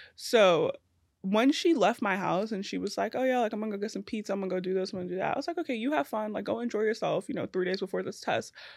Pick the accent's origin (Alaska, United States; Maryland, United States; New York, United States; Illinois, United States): New York, United States; New York City; also born or lived in Trinidad and Tobago / Queens; grew up in East New York, so, like, in Brooklyn